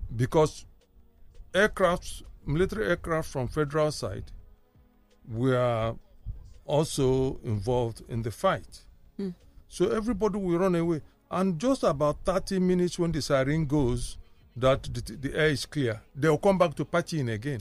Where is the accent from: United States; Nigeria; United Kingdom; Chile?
Nigeria; Kano, Kano State; moved away; also born or lived in Jos / Aba / Aguata; I got to realize myself as me in Kano